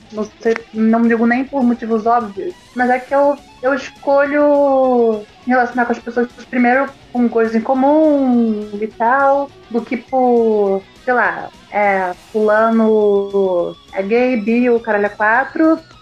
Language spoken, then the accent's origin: Portuguese; Rio de Janeiro, Brazil; also born or lived in Germany; a cena do Rio de Janeiro, que é de onde eu sou, onde eu moro